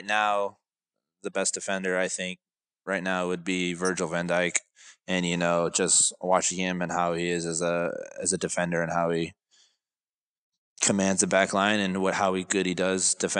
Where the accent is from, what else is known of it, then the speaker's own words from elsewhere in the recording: San Diego, California, United States; moved away as an adult; also born or lived in New Zealand / Iceland; now in Chattanooga, United States; I'm from San Diego, California